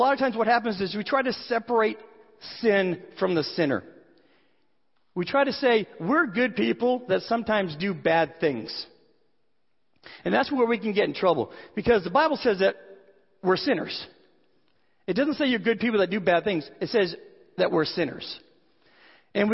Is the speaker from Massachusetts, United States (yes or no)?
yes; Boston, Massachusetts, United States; I had an uncle when I grew up in the Boston area